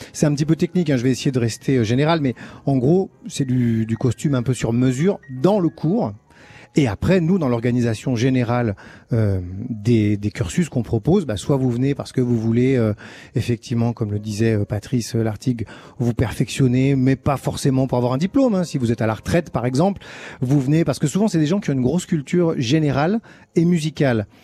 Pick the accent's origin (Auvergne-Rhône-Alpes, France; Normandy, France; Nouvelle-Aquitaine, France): Auvergne-Rhône-Alpes, France; Chambéry; j'étais un peu d'une génération charnière parce que j'ai grandi à Chambéry